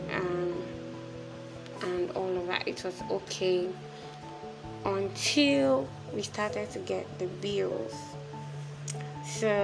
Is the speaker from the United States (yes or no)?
no; Nigeria; moved away as an adult; also born or lived in Accra, Ghana; I'm a Nigerian.